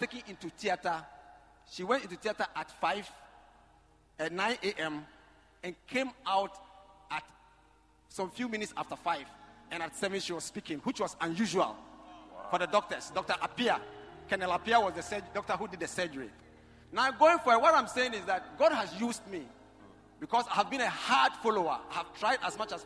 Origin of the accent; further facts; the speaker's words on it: Lawra, Upper West, Ghana; I come from Lora in the Upper West region where Nkrumah was imprisoned in 1948